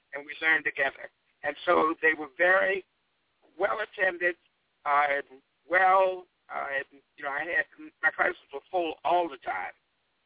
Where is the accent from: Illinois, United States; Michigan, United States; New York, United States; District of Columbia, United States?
District of Columbia, United States; Washington; moved away as an adult; now in Riverside, United States; I grew up in Washington, D.C.